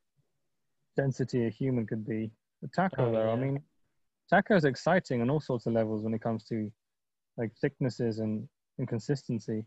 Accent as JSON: {"language": "English", "country": "Sweden", "said": "I'm from Sweden. I'm in Stockholm."}